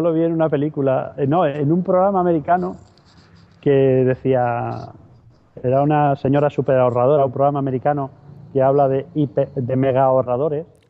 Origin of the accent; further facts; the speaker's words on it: Madrid, Community of Madrid, Spain; now in Seville, Spain; yo soy de Madrid, aunque vivo en Sevilla.